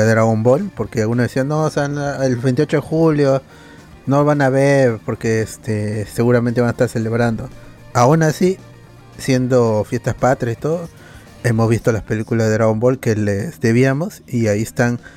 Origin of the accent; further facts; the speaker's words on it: Lima, Peru; Con la justa somos limeños. La mayoría con la justa es limeña.